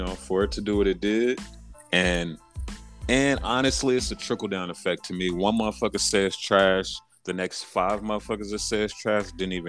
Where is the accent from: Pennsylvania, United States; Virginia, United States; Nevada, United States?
Nevada, United States; Las Vegas; I'm just from the West Coast and from Vegas